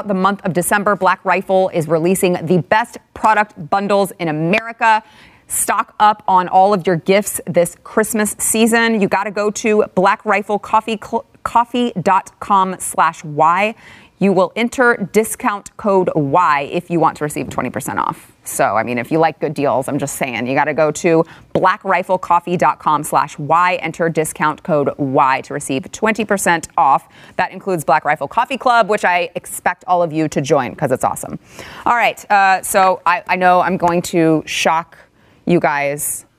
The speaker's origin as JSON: {"language": "English", "region": "Texas", "country": "United States", "tie": "born or raised there", "said": "It's like I was born and raised in Texas, and I have this really weird accent."}